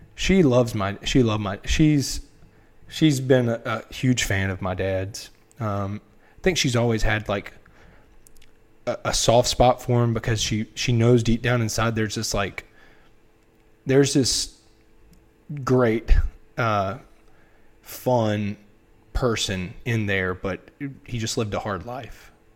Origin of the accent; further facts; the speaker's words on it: Wilmington, North Carolina, United States; I'm from Wilmington, North Carolina